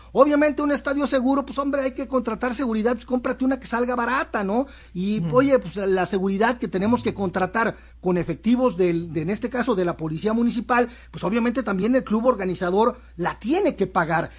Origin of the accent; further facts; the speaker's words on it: Mexico; como mexicano